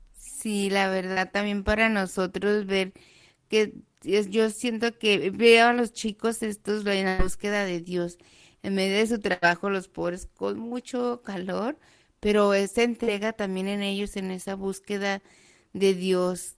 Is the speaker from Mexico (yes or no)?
yes; Mexico; now in Nazareth, Israel; yo soy mexicana